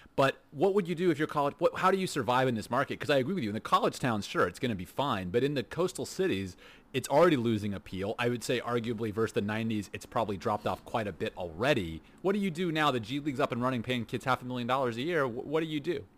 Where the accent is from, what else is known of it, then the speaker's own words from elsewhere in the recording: Houston, Texas, United States; now in Netherlands; We grew up in Houston